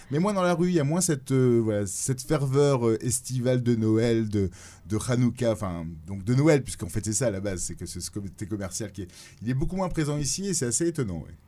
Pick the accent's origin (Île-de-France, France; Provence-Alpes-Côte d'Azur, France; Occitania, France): Provence-Alpes-Côte d'Azur, France; Nice; moved away as an adult; now in New York, United States; je suis niçois à la base